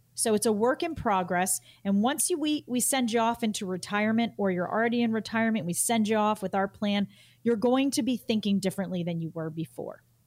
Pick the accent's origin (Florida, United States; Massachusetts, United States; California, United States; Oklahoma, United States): Massachusetts, United States; my home state of Massachusetts